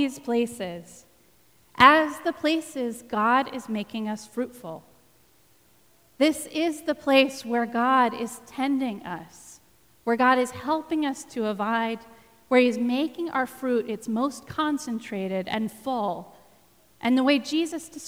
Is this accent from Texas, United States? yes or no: yes; Texas, United States; you're going to have to forgive my pronunciation because I am from Texas